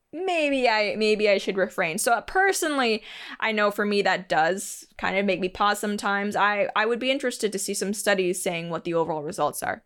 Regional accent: Canada; I'm Canadian

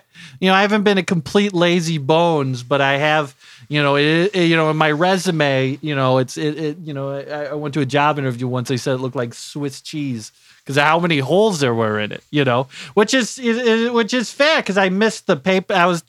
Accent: Terre Haute, Indiana, United States; I'm homegrown. I'm here from Terre Haute. Never left. Not once, you know?

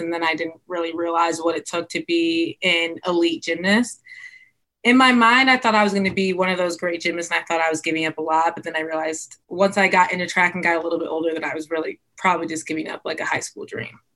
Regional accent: White Lake, Michigan, United States; I grew up in White Lake, Michigan

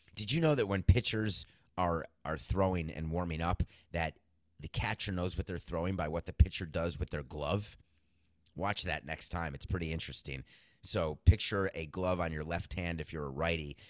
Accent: New York, United States; also born or lived in Milwaukee, Wisconsin; I was born in Milwaukee and I moved out of Milwaukee, uh, forcefully, but no problem. grew up in New York

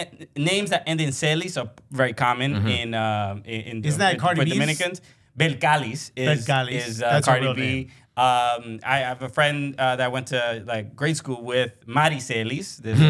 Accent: New York City, New York, United States; also born or lived in Elmhurst, Queens; I was born in Elmhurst Hospital and grew up in Brooklyn.

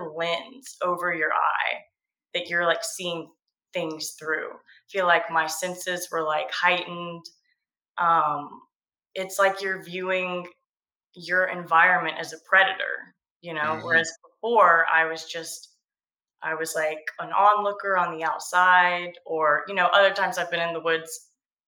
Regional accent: Georgia coast, United States; I grew up on the Georgia coast.

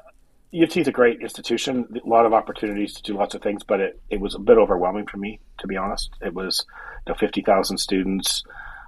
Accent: Guelph, Ontario, Canada; now in Toronto, Canada; I was born in Toronto and then grew up in Guelph and then came back to school at U of T.

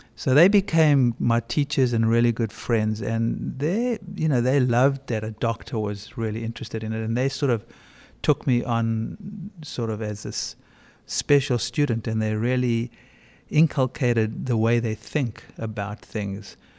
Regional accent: South Africa; moved away as an adult; also born or lived in Bronx; I grew up in South Africa during apartheid

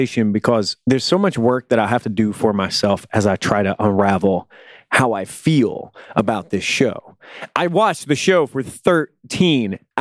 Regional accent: United States; I'm a kid growing up in America, a young man who's raised on violence and violent entertainment

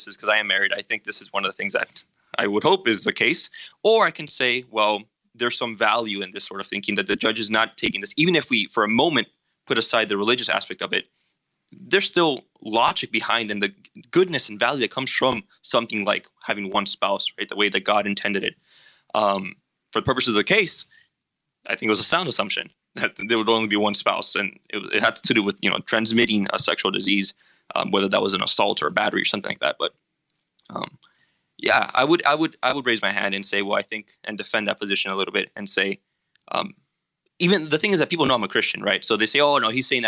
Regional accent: Miami, Florida, United States; moved away as an adult; now in Chicago, United States; I came from Miami, Florida

